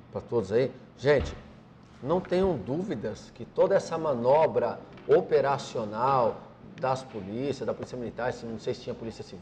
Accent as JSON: {"language": "Portuguese", "region": "Paraíba", "country": "Brazil", "said": "Um abraço a todos os meus conterrâneos baianos, que eu sou lá da Paraíba, né?"}